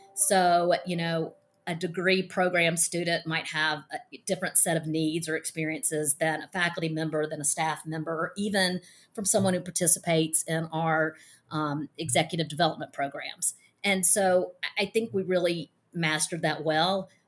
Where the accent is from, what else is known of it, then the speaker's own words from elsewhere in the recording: Mississippi, United States; I'm from Mississippi and I'm a former attorney